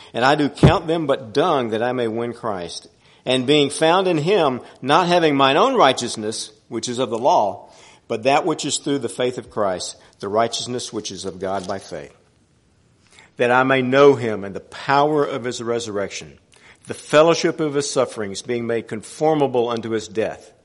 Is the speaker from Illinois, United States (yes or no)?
no; Houston, Texas, United States; I grew up here in Houston, went to Waltrip High School, grew up in the Oak Forest area off of 610-290